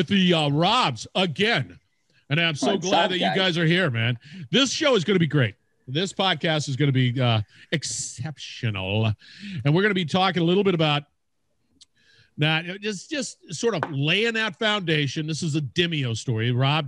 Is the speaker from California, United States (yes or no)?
yes; California, United States; growing up in California